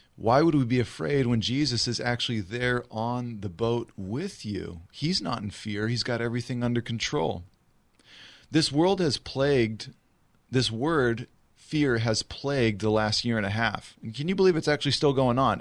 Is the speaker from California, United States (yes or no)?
yes; Riverside, California, United States; also born or lived in South Orange County / Los Angeles; Grew up here in Southern California, born and raised in Riverside